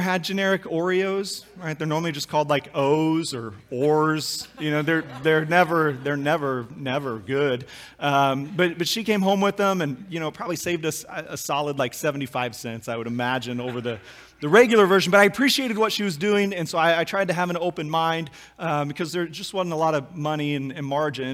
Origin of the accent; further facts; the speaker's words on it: Kansas, United States; we grew up in Kansas